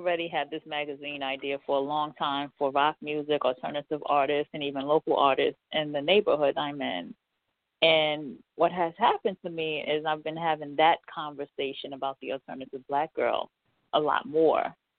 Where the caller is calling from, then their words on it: New York City, New York, United States; Calling from New York City.